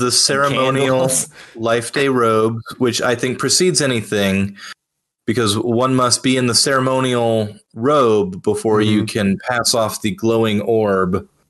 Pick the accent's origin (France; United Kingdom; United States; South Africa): United States; the South; growing up in the South, church was a pretty regular Sunday thing.